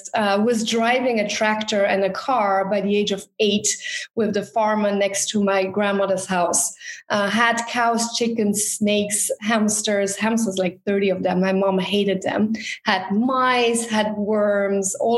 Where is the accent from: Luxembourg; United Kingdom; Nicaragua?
Luxembourg; I grew up in Luxembourg. I'm born in Luxembourg, second generation